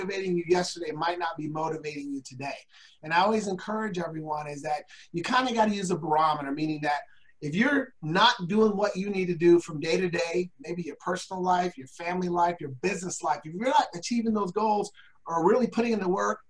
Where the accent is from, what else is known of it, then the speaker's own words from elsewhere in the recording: Portland, Oregon, United States; I was raised in the Northeast Portland where we're more the hood.